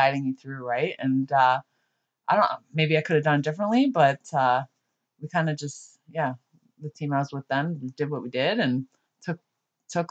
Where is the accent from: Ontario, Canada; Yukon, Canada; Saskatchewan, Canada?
Ontario, Canada; Niagara Falls; also born or lived in Oshawa; I grew up, born and raised in Niagara Falls